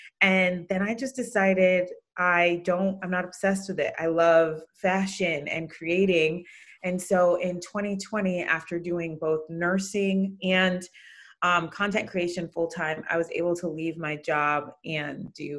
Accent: Jamaica; also born or lived in Connecticut, United States; now in California, United States; I'm a mama of 3 kiddos, married to Ben. I'm from Jamaica. Ben is from England, and our kids are first generation American.

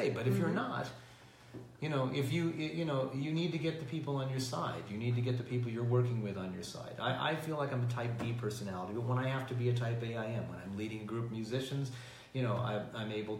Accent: Glendale, California, United States; also born or lived in New York; I grew up in Glendale

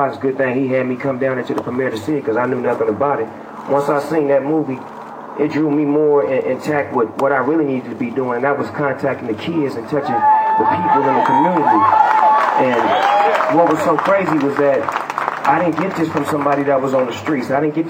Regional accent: Long Beach, California, United States; I come from Eastside Long Beach, home of where gangbanging is an all-time must. And Crippin' is at an all-time high. And I was once a Crip gang member.

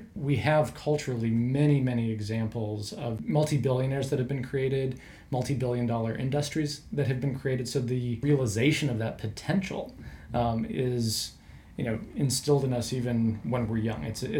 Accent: American Midwest, United States; I grew up in the American Midwest. So culturally very similar, large agriculture presence.

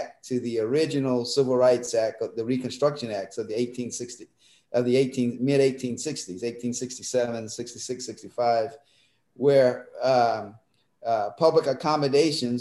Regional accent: Mississippi, United States; now in Pennsylvania, United States; I grew up in Mississippi, and my parents sent my older siblings up to the public high school to integrate it

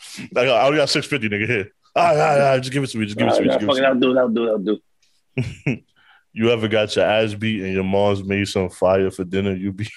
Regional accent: New York City, New York, United States; also born or lived in the Bronx; and I'm from Harlem. I live on the X now

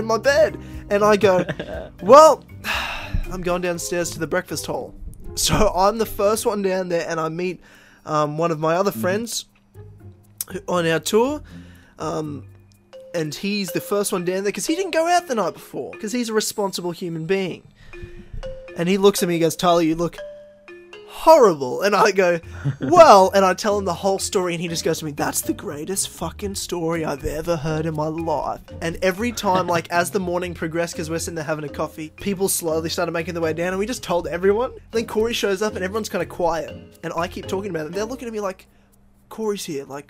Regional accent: Queensland, Australia; from my home state

